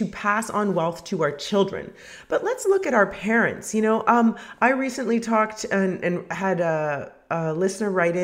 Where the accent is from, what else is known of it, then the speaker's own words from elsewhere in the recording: Canada; I'm from Canada